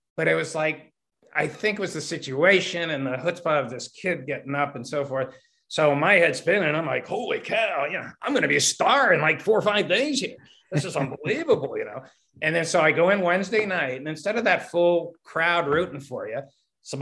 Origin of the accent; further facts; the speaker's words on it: Pittsburgh, Pennsylvania, United States; moved away as an adult; also born or lived in Los Angeles; I grew up here in Pittsburgh.